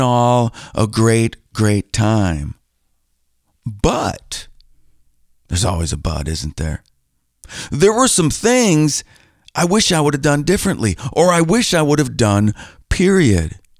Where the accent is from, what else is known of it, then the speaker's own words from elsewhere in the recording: Green Bay, Wisconsin, United States; moved away as an adult; now in Milwaukee, United States; I grew up in Green Bay